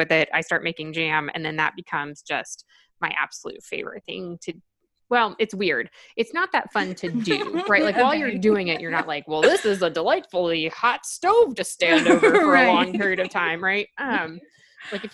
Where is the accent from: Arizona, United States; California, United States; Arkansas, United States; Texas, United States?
Arkansas, United States; now in Washington, D.C., United States; I grew up in the South and I grew up in a small-ish city